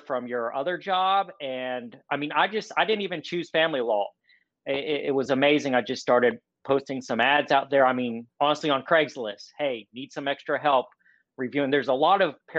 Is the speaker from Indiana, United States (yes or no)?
no; North Carolina, United States; moved away as an adult; now in Atlanta, United States; I was born and raised in North Carolina